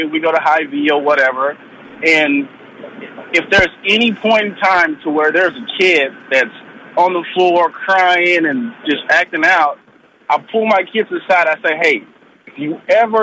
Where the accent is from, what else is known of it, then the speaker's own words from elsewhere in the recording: Houston, Texas, United States; now in Omaha, United States; I grew up in the South. I grew up in Houston